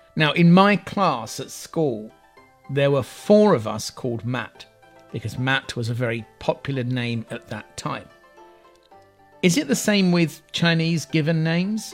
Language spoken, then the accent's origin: English; England, United Kingdom; I'm English